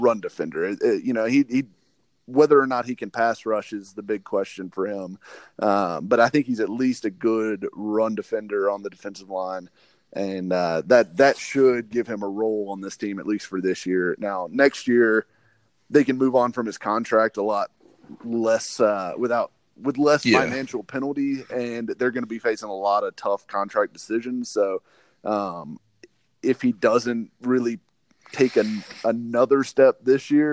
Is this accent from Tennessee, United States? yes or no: yes; Nashville, Tennessee, United States; also born or lived in Cookeville, Tennessee / Dallas, Texas; I grew up in Nashville and lived here pretty much my whole life